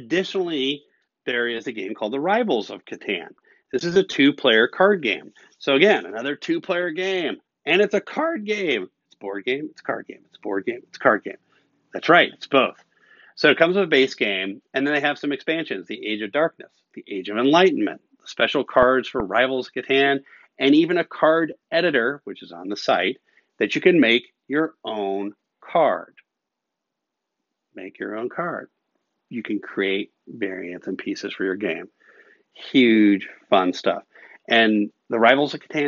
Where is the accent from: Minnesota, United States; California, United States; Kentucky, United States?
Kentucky, United States; moved away; I'm originally from Kentucky